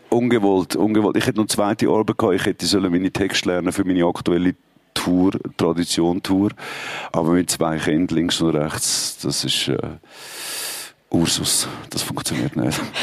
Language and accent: German; Switzerland; bei uns in der Schweiz